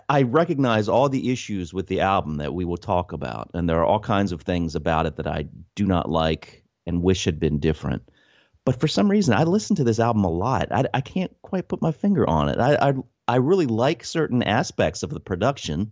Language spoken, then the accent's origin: English; United States; as an American